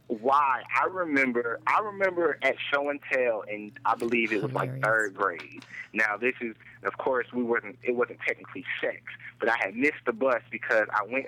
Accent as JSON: {"language": "English", "town": "Durham", "region": "North Carolina", "country": "United States", "tie": "born or raised there", "moved": "as an adult", "lives_now": "Greensboro, United States", "said": "she came to Durham from my hometown, Bull City, all day."}